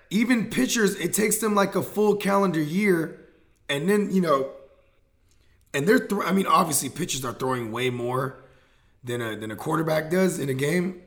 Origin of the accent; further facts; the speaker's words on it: Bay Area, California, United States; I'm from the Bay Area